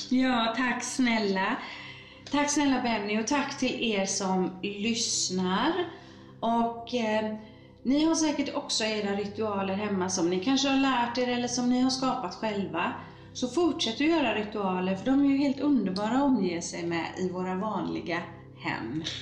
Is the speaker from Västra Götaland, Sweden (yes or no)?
yes; Gothenburg, Västra Götaland, Sweden; Jag föddes i Bergsjön